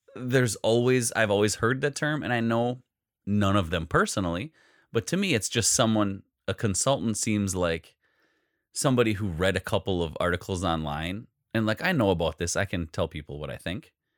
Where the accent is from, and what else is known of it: Wisconsin, United States